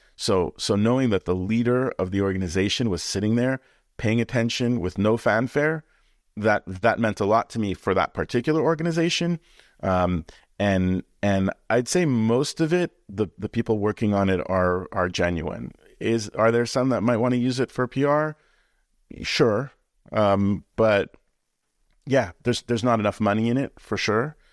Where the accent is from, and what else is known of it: Canada; born or raised there